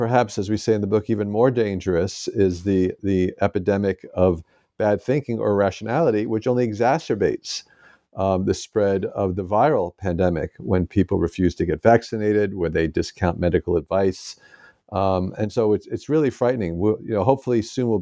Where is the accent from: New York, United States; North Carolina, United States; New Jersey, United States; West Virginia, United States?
New York, United States; Roslyn; moved away as an adult; also born or lived in St. Louis, Missouri; now in Madison, Wisconsin, United States; I was born in New York City and grew up in Roslyn, Long Island.